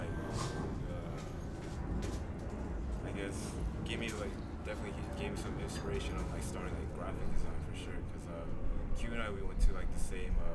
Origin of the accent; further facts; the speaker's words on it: Los Angeles, California, United States; also born or lived in Queens, New York; I was born in the East Coast, but I was raised in the West Coast.